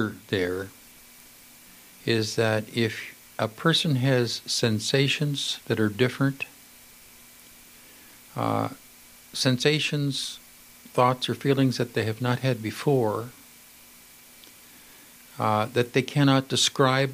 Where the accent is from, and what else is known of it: Canada